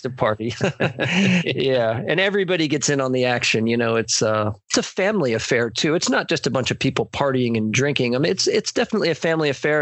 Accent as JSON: {"language": "English", "town": "Miami", "region": "Florida", "country": "United States", "tie": "born or raised there", "also_born_or_lived": "Eugene, Oregon", "moved": "yes", "said": "my hometown is Miami, or I'm originally from Miami."}